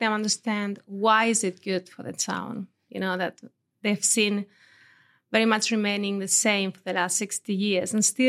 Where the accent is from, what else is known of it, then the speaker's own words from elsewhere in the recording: Gata de Gorgos, Valencian Community, Spain; moved away as an adult; also born or lived in Denmark; Yeah, I was born in Valencia city, actually. Mm-hmm. Although my parents lived in Gata. So I spent there until I was 18.